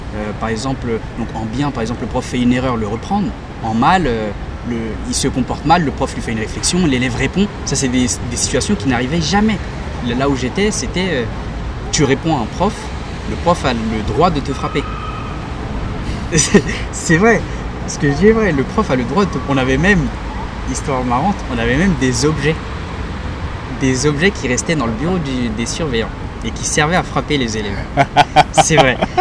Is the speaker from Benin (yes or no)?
yes; Benin; now in Paris region, France; je suis originaire du Bénin et j'habite euh, en région parisienne.